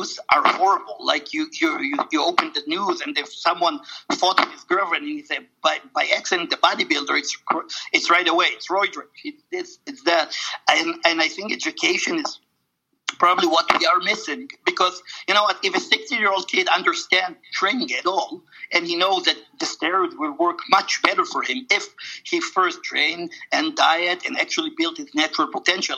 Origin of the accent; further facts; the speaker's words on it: Israel; moved away; going to Israel, where I wasn't 10 years, my home country.